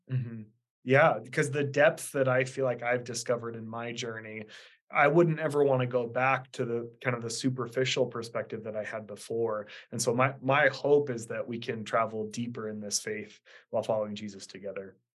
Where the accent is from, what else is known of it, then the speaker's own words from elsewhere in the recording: Idaho, United States; also born or lived in Kansas City; born and raised in Idaho.